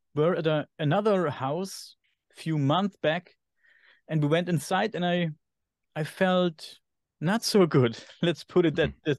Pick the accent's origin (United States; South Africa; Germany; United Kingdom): Germany; accent: German; English is a second language; my German accent